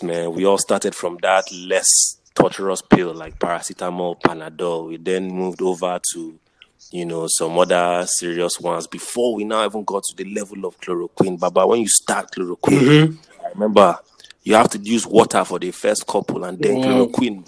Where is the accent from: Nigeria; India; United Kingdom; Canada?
Nigeria; also born or lived in Jos, Nigeria; now in United States; when I was growing up in Nigeria